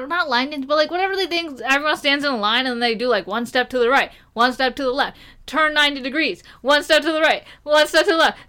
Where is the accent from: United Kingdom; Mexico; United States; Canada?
United Kingdom; England; I'm English. Punjabi English.